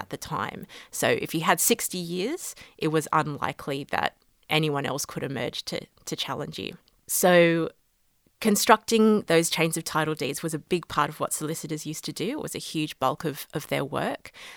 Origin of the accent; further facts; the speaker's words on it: Australia; moved away as an adult; now in London, United Kingdom; I'm Australian originally